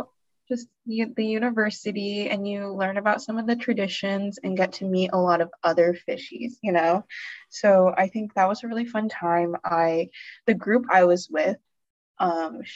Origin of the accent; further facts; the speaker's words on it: Austin, Texas, United States; also born or lived in College Station; I was born and raised in Austin